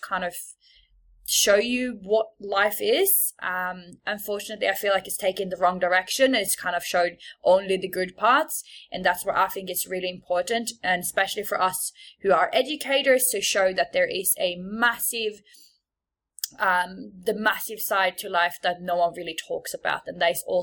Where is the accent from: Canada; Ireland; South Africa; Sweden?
Sweden; moved away as an adult; also born or lived in Bondi, Australia; now in Sydney, Australia; I am from Sweden. So if there's ever something that you don't understand or you're like, what is this accent?